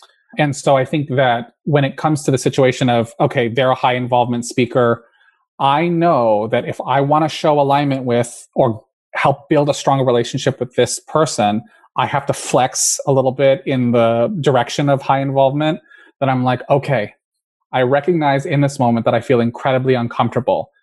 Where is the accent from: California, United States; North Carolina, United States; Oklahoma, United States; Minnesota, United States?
California, United States; I was raised in California